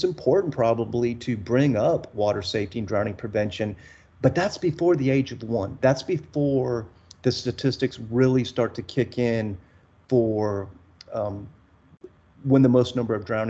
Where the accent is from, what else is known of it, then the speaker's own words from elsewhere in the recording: South Texas coast, United States; My wife and I, we grew up in the South Texas on the coast